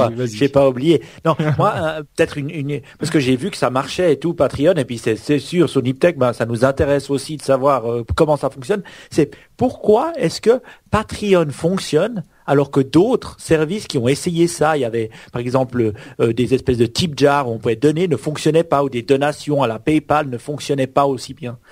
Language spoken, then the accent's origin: French; Switzerland; chez nous en Suisse on a on a Swisscom